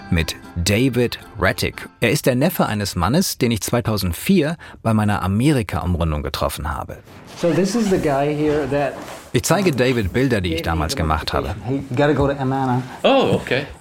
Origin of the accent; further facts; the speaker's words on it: Hanau, Hesse, Germany; Die Gründer von Amerna siedelten ursprünglich um die mittelalterliche Ronneburg vor den Toren meiner Heimatstadt Hanau in Hessen.